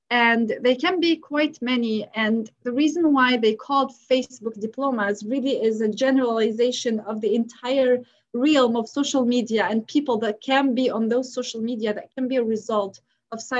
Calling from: North Vancouver, British Columbia, Canada; I'm recording from North Vancouver in Canada.

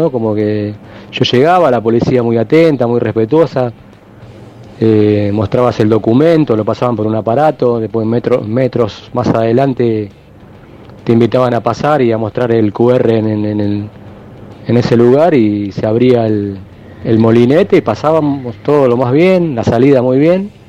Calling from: Merlo, Buenos Aires Province, Argentina; Hola muchachos de Esperanza Racinguista, buenas tardes, soy … de Merlo.

